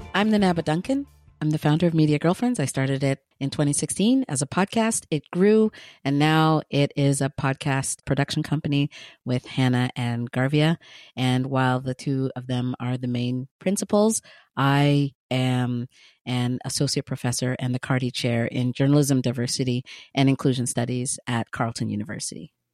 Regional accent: Ghana; I am Ghanaian with Ghanaian parents. I was born in Ghana

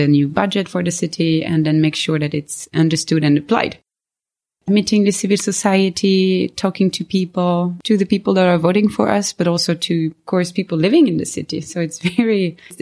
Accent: France; moved away as an adult; also born or lived in Sweden; now in Stockholm, Sweden; I was born and raised in France. I'm in Sweden since 2010

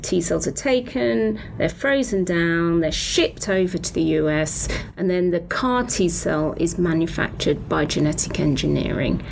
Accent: United Kingdom; accent: British; moved away; I'm British, so I trained in Britain

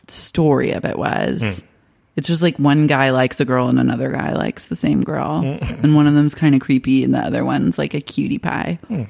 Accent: Oklahoma, United States; I'm from Oklahoma.

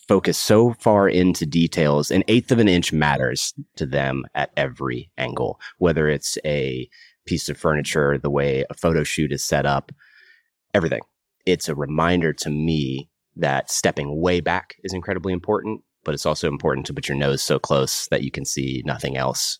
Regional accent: Kernersville, North Carolina, United States; also born or lived in Raleigh, North Carolina; I grew up in Kernersville, North Carolina, a small town, middle of the state between Winston and Greensboro.

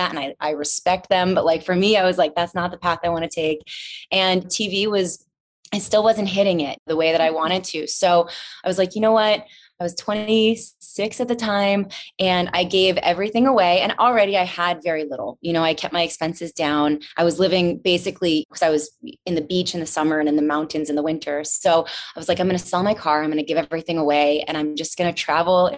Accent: D.C., Northern Virginia, United States; moved away as an adult; also born or lived in North Carolina; now in Los Angeles, United States; I grew up right outside Washington, D.C. in Northern Virginia

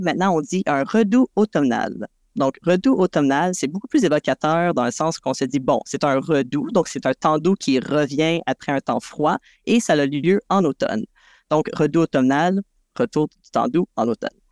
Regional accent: South Shore of Montreal, Quebec, Canada; je viens de la rive sud de Montréal

